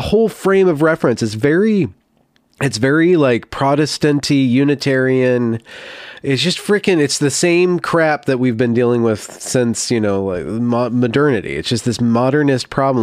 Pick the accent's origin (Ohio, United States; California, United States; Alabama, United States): California, United States; I grew up in California